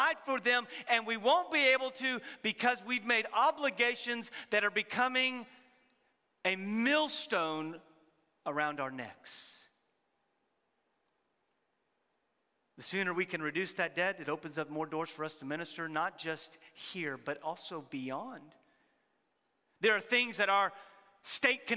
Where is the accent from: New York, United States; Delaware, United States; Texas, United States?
Texas, United States; many of us are from Texas